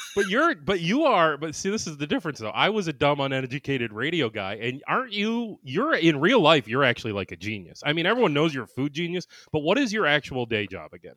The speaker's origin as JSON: {"language": "English", "region": "Ohio", "country": "United States", "tie": "born or raised there", "moved": "yes", "said": "I grew up in Ohio"}